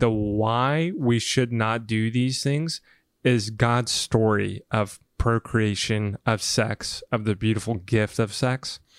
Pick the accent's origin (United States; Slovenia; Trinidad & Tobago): United States; the South; moved away; I came from the South